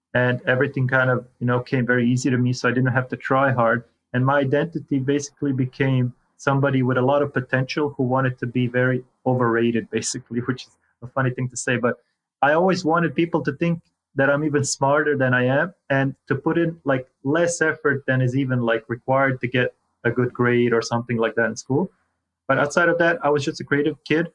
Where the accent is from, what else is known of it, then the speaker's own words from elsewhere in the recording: Croatia; moved away; I come from Croatia originally.